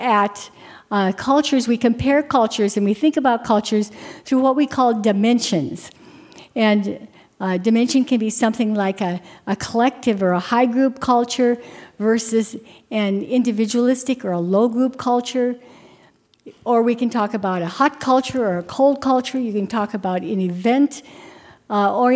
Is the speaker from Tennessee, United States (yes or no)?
no; Kildare, North Dakota, United States; moved away; a little girl growing up in North Dakota in Kildare